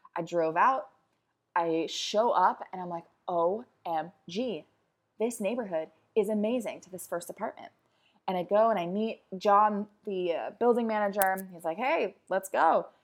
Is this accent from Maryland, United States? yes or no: yes; Baltimore, Maryland, United States; also born or lived in New York; now in California, United States; I am originally from Baltimore